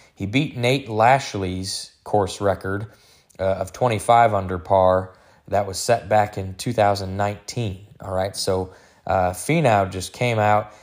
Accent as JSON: {"language": "English", "town": "Detroit", "region": "Michigan", "country": "United States", "tie": "born or raised there", "said": "I was born and raised in Detroit, Michigan."}